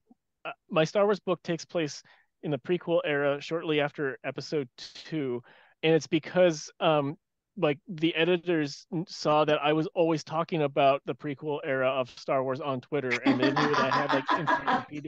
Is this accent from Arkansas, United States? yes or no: no; San Francisco Bay Area, California, United States; I played roller hockey my entire life growing up in California